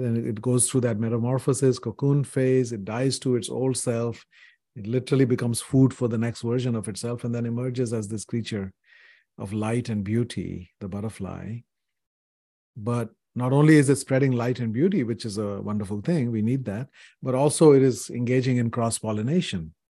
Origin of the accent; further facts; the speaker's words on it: India; when I was growing up in India in the seventies